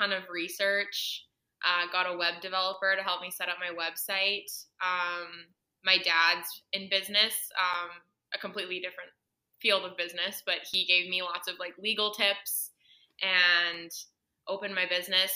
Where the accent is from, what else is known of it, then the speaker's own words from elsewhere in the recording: Edmonton, Alberta, Canada; moved away as an adult; now in Kelowna, Canada; I'm originally from Edmonton, Alberta